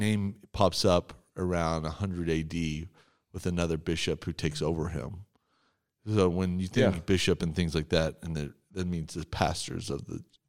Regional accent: Texas, United States; I'm from Texas

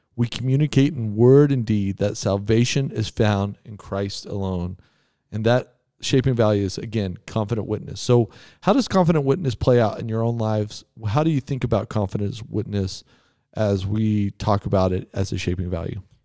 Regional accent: Texas, United States; moved away; I grew up in Texas

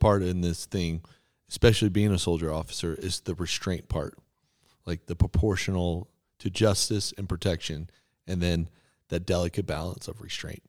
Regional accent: Texas, United States; so I grew up in Texas.

